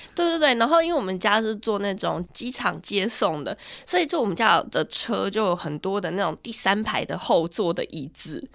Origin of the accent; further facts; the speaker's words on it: central Taiwan, Taiwan; 我自己是在中部地区长大的人，我都没有去过雾峰林家花园